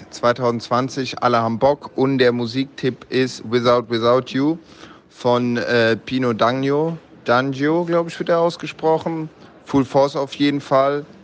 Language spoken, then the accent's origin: German; Bocholt, North Rhine-Westphalia, Germany; Aber klar, gebürtig komme ich natürlich aus Bocholt.